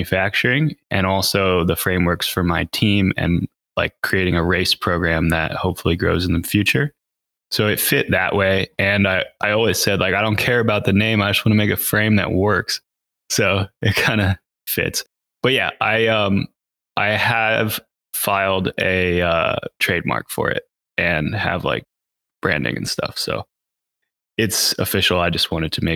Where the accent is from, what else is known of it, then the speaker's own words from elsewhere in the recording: Reading, Pennsylvania, United States; now in Pisgah Forest, United States; I grew up in Reading, Pennsylvania.